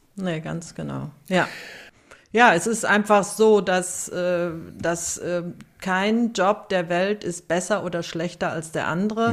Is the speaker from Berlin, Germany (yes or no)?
no; Siegen, North Rhine-Westphalia, Germany; ich bin 1963 in Siegen geboren.